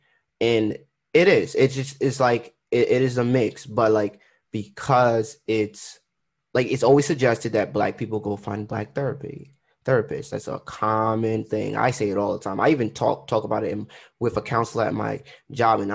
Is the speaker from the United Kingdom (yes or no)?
no; Trinidad & Tobago; I'm Trinidadian